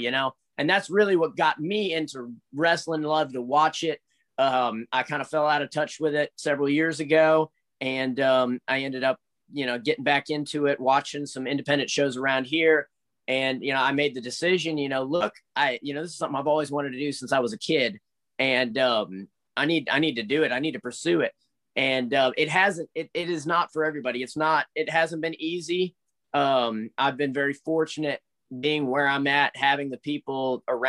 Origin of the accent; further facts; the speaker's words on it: United States; I was born in the States